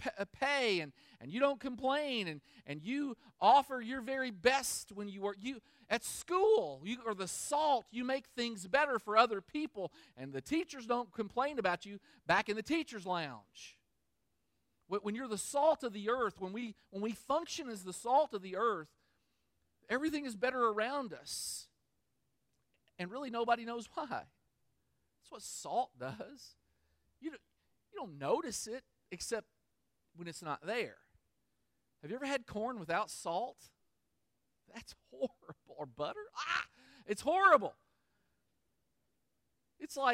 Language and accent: English; Kentucky, United States; moved away as an adult; also born or lived in Michigan; I'm from Kentucky